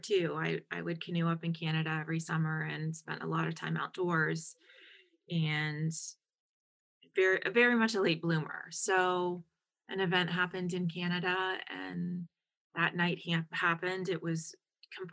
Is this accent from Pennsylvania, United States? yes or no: yes; Pittsburgh, Pennsylvania, United States; moved away as an adult; also born or lived in Madison; I'm from Pittsburgh.